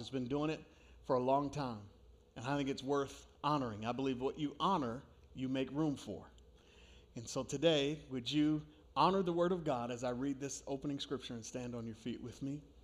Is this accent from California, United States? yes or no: no; New York, United States; moved away; I grew up in New York